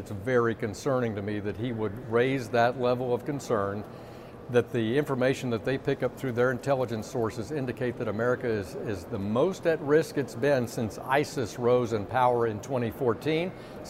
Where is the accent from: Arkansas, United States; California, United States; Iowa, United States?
Arkansas, United States; Little Rock; You know, back in my hometown of Little Rock